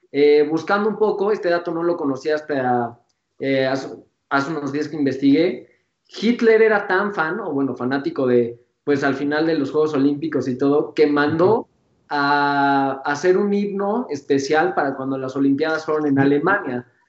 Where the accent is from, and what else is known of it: Mexico